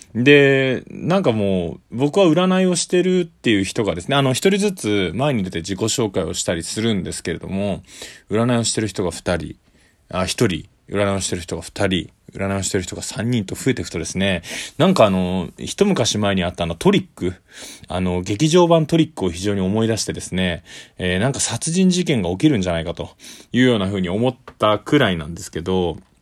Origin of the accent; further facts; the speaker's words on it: Tokyo, Japan; 東京のですね、下町出身なんで、これはあの、酔い越しの金は持たないっていう江戸っ子の、え血が入ってるのかな